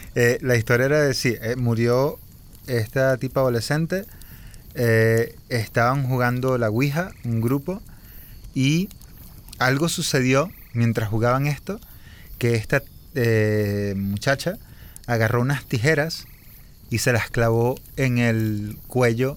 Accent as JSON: {"language": "Spanish", "country": "Venezuela", "tie": "born or raised there"}